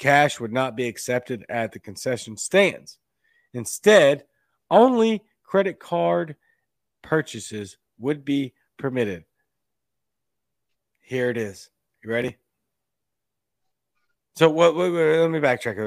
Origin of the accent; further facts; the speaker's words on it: Louisiana, United States; my home state sports teams